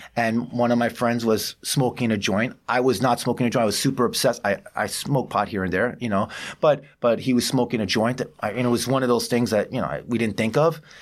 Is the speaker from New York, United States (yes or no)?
yes; New York City, New York, United States; growing up in New York City, I feel like, uh, I'm, I'm a mosaic of different cultures